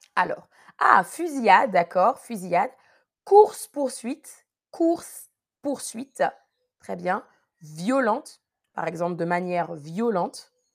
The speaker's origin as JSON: {"language": "French", "area": "Paris region", "region": "Île-de-France", "country": "France", "tie": "born or raised there", "said": "je ne suis pas née en Guadeloupe, non, je suis née en France, en région parisienne."}